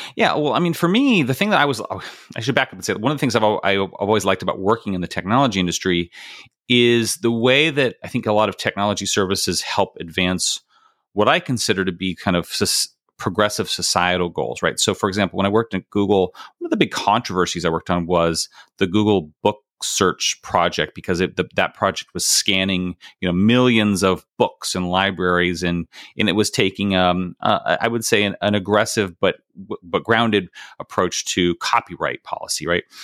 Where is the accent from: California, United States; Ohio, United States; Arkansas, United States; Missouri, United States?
California, United States; Bakersfield; moved away as an adult; I grew up in Bakersfield, California